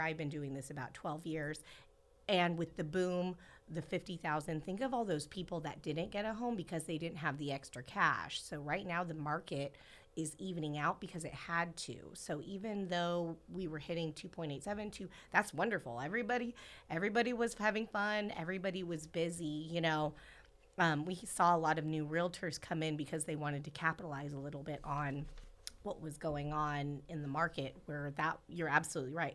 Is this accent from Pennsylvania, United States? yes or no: no; Central Valley, California, United States; being born and raised here